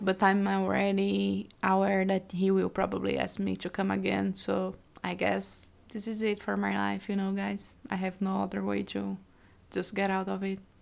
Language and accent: English; Brazil; English is a second language; moved away as an adult; also born or lived in Iowa City, United States; now in United States; I'm from Brazil, so we met in two thousand nineteen when I was here studying the University of Iowa